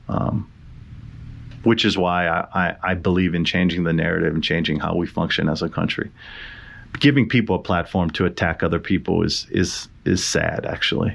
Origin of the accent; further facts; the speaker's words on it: Hawaii, United States; I'm from Hawaii